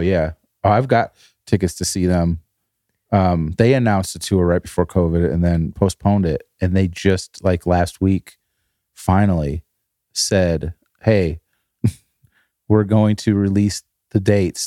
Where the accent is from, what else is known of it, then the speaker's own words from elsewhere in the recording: northern Illinois, United States; moved away; middle of Chicago and the Wisconsin border, that's where we were in Illinois